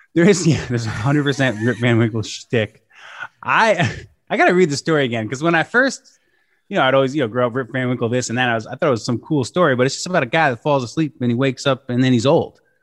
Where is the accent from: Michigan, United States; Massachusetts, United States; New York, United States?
New York, United States; Shawangunk Mountains; now in Kingston, United States; I spent a lot of my life growing up, like, a little bit south of the Catskills in the Shawangunk Mountains